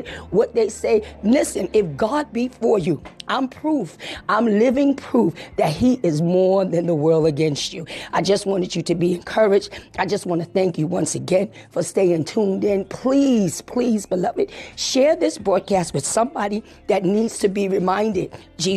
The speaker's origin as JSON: {"language": "English", "town": "New York City", "region": "New York", "country": "United States", "tie": "born or raised there", "said": "growing up in the Bronx, New York"}